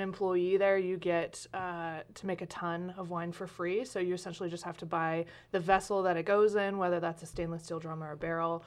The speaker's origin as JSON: {"language": "English", "town": "Medford", "region": "Oregon", "country": "United States", "tie": "born or raised there", "also_born_or_lived": "Lompoc, California / Talent, Oregon", "said": "I grew up Southwest Medford, like a mile from here"}